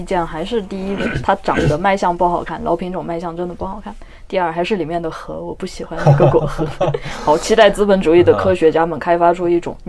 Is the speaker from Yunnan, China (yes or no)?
yes; Yunnan, China; 我对云南南方真的不熟悉，我是云南的北方人，但我觉得我的未来还是在热带。